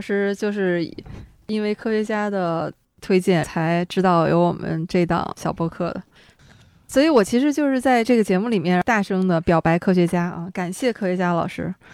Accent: Shenyang, Liaoning, China; 解放后呢，就要说到我们的家乡了

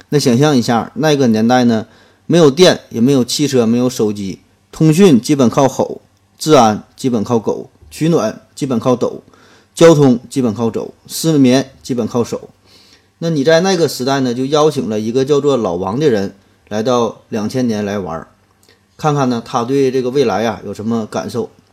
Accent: China; 对于我们中国人而言

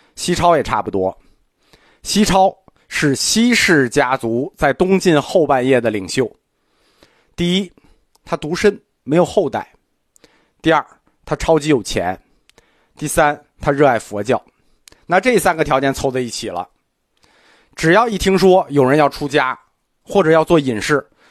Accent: China; 我们中国人传统的世界观

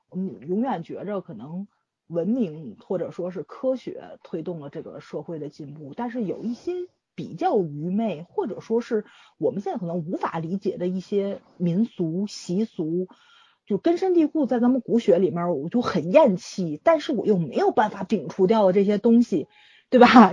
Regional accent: China; 我作为一个中国人。

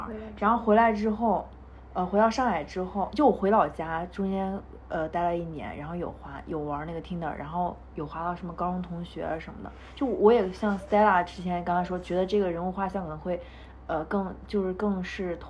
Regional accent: Japan; 我每次跟他们说我来自日本

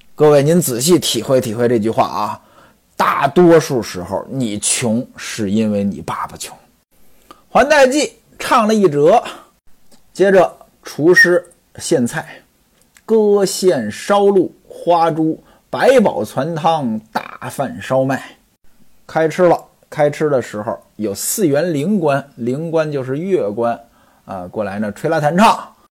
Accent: Hebei, China; 我的老家河北

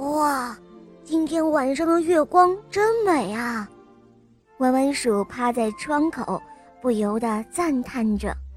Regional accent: Wuhan, Hubei, China; 今年六岁，我来自湖北武汉

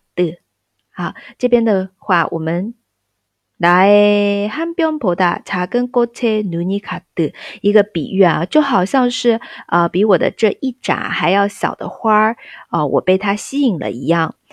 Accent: China; 就像我们中国人说数字八的时候

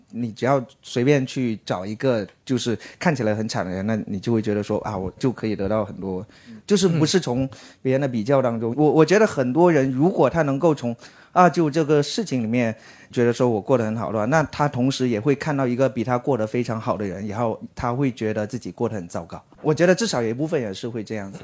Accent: China; 我们中国人这个民族其实是特别隐忍的

